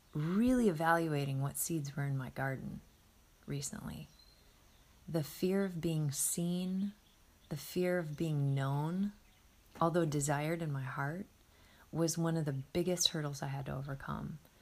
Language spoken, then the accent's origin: English; Midwest, United States; moved away; I was anchored in the Midwest where I grew up, in my hometown